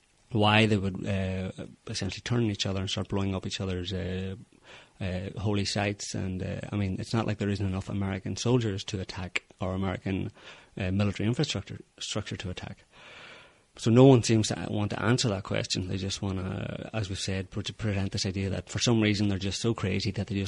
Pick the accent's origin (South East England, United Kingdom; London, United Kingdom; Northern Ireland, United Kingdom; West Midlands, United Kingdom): Northern Ireland, United Kingdom; given that I grew up in Northern Ireland during the, well, I was born towards the beginning of the Troubles.